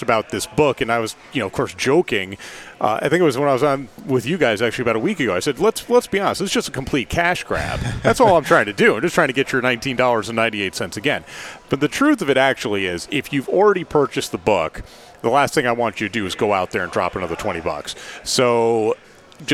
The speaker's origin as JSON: {"language": "English", "town": "Albany", "region": "New York", "country": "United States", "tie": "born or raised there", "moved": "yes", "lives_now": "Knoxville, United States", "said": "I grew up in Albany"}